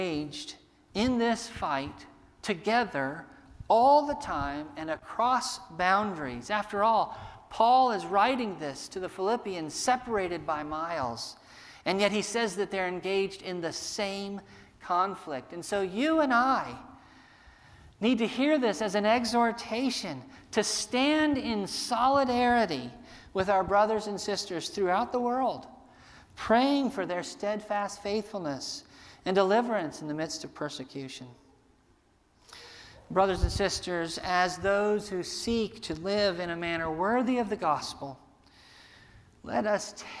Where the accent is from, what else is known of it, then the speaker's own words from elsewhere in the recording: United States; us as American Christians